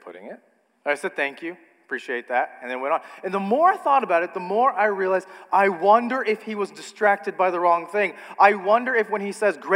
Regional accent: United States; as an American

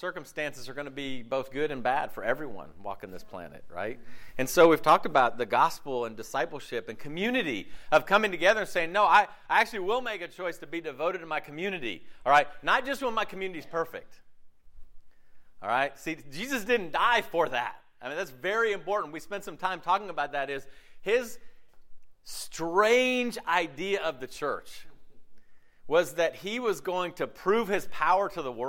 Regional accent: Southeast, United States; It's great growing up in America with the freedoms we have with religion in the southeast of a very religious culture.

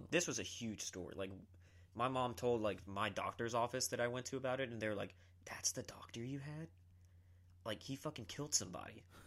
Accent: Columbia, South Carolina, United States; also born or lived in Georgetown, South Carolina; I'm from South Carolina, always born and raised

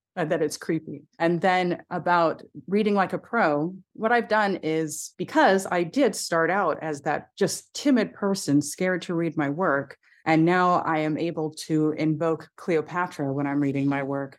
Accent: United States; I'm biracial, I should say, for your audio listeners, and I'm American.

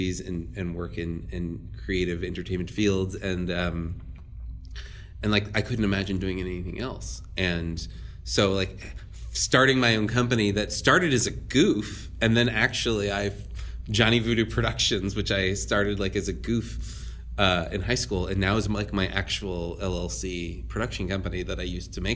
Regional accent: New Orleans, Louisiana, United States; moved away; Born and raised in New Orleans

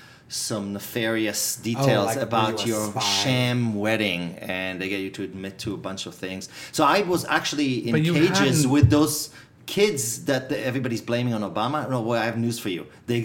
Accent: Israel; moved away as an adult; now in United States; "No, I'm from Israel."

